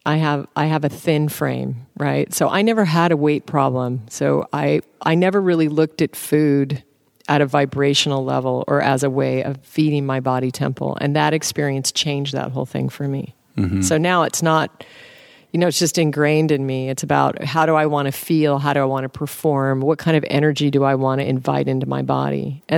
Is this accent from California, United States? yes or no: no; Alaska, United States; now, I was raised in Alaska. My dad is a game hunter. He's a hunter, a bush pilot hunter. I grew up on caribou tacos and moose meat and salmon.